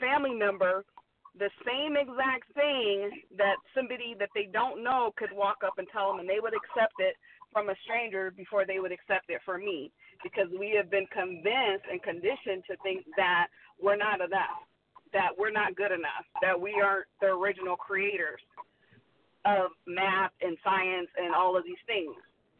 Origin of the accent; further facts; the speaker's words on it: the Bay Area, California, United States; also born or lived in Stockton, California; now in Las Vegas, United States; I'm originally from California, the Bay Area. Grew up in the Bay Area and down in Stockton